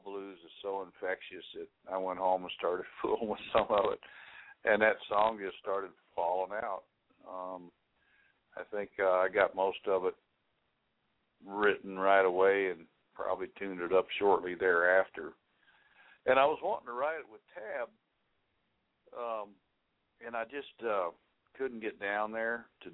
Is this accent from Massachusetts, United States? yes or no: no; Ohio, United States; also born or lived in Indiana; I grew up in the Midwest. And born in Indiana, but they moved when I was one, so I guess most of my upbringing was in Ohio